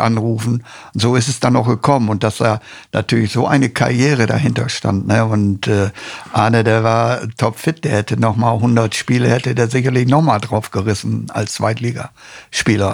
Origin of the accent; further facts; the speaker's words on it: Osnabrück, Lower Saxony, Germany; Ich war ja selber aus Osnabrücke